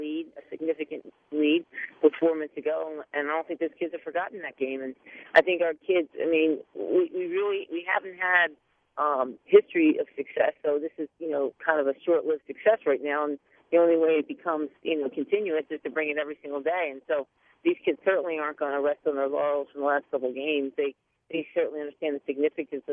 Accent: Ocean City, New Jersey, United States; Ocean City, which is my hometown

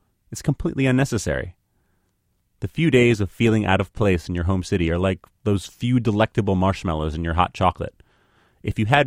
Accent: New York, United States; I grew up on the Upper West Side

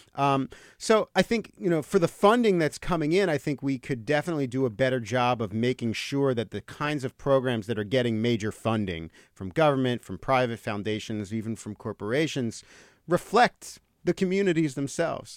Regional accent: Marlton, New Jersey, United States; moved away as an adult; also born or lived in Los Angeles; I grew up in, I grew up in New Jersey, in southern New Jersey, uh, in a, in a s, town called Marlton, about ten minutes from Camden.

